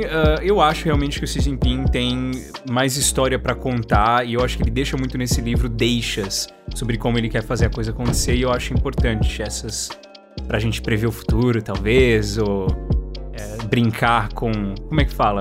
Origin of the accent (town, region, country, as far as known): Brazil